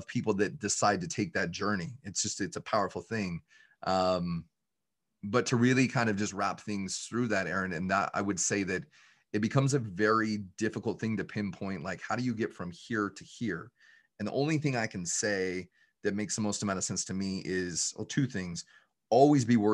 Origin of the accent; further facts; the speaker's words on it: just outside of Salt Lake City, Utah, United States; I'm from the Utah area, just outside of Salt Lake City, Utah. And I barely graduated high school